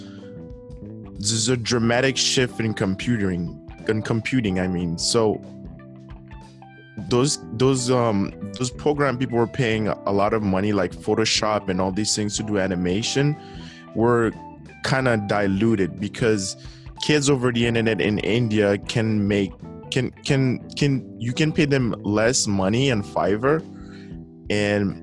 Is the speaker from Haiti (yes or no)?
yes; Haiti; first language Haitian Creole, French; English is a second language; now in United States; I'm an islander. I'm from Haiti. I came in this country